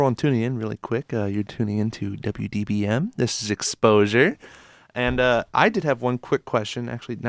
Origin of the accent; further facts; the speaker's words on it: Nashville, Michigan, United States; I'm from Nashville